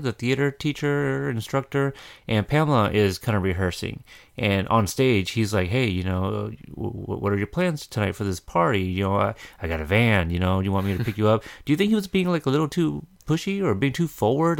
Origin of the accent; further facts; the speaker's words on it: Oregon, United States; we're from Oregon